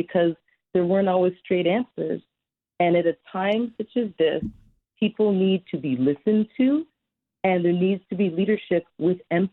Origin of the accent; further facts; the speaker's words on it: Toronto, Ontario, Canada; I love the city of Toronto. It's my hometown